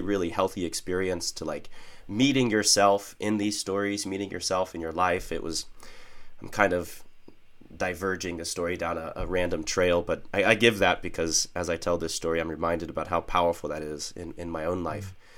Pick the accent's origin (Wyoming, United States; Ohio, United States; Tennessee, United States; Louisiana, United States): Ohio, United States; Northeast; I was raised in Northeast Ohio